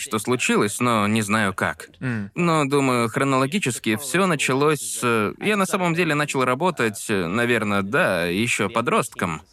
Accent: Perth, Western Australia, Australia; moved away; я съездил из Перта, Западная Австралия, где я родился

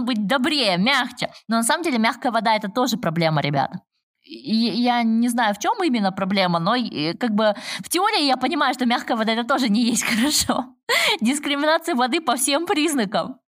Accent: Almaty, Kazakhstan; я как химик родом из Алматы

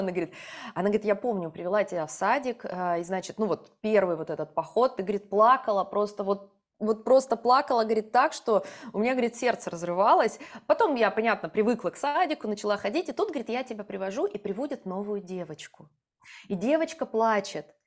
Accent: Yoshkar-Ola, Mari El, Russia; moved away as an adult; also born or lived in Moscow; когда я приезжала из Москвы в Ешкаралу, маленький город, ну, у нас сейчас, наверное, 1300 человек всего

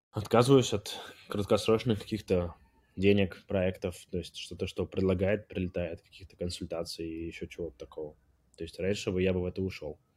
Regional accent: Armenia; я с, из Армении.

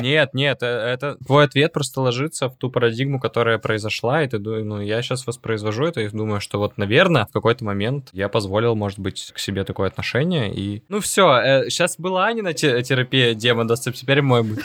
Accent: Yekaterinburg, Sverdlovsk Oblast, Russia; мы все из Екатеринбурга

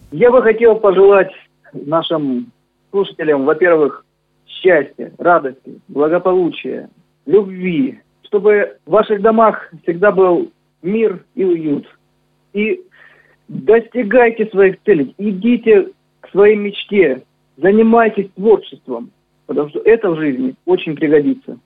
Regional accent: Novocherkassk, Rostov Oblast, Russia; born or raised there

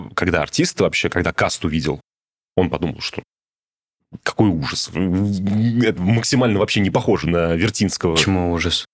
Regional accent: Samara, Samara Oblast, Russia

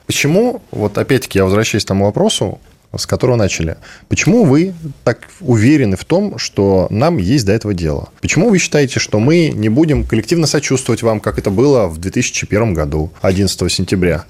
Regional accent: Russia; я из России

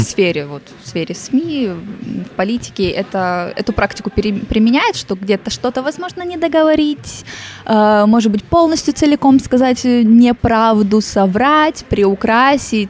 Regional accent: Ussuriysk, Primorsky Krai, Russia; Я из Уссурийска

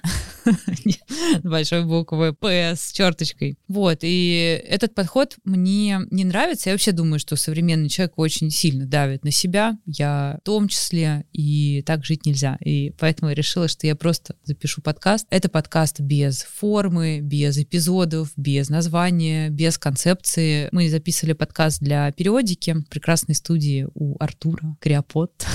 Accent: Moscow, Russia; Я родилась в Москве

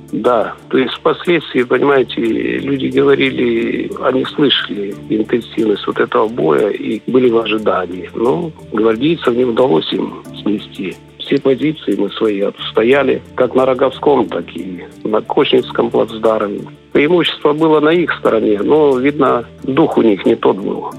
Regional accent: Transnistria, Moldova; Я сам по национальности молдаванин

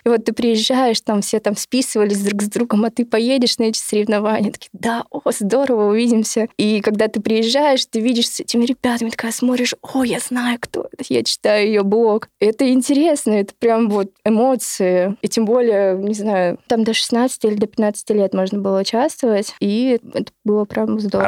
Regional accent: Krasnodar Krai, Russia; я, наверное, представляю южный регион нашей страны, потому что я не из Москвы

